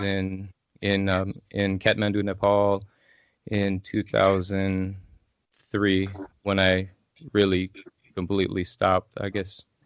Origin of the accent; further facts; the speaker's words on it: Illinois, United States; moved away as an adult; now in Asheville, United States; I'm originally from Illinois